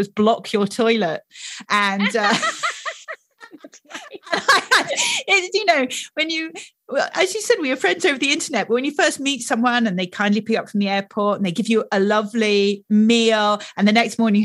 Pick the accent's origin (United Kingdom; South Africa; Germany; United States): United Kingdom; I'm British